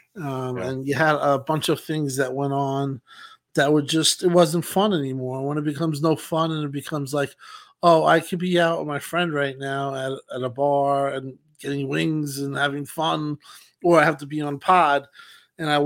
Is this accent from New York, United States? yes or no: yes; Long Island, New York, United States; I'm from Long Island